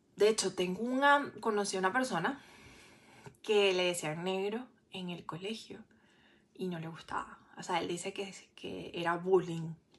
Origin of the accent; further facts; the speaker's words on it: Venezuela; moved away as an adult; also born or lived in Santiago, Chile; me trataron mal al final por ser venezolana